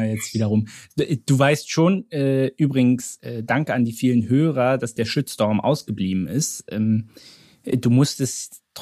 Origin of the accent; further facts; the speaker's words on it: Berlin, Germany; ich war als Berliner noch nie beim BER